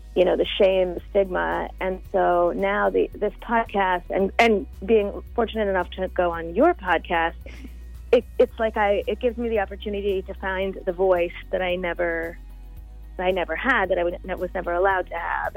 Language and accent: English; Florida, United States; also born or lived in New York; I was born in New York, but I grew up in Florida